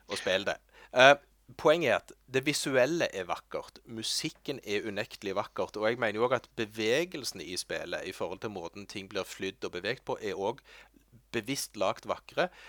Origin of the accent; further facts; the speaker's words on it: Norway; Jeg er norsk. Jeg kan norsk.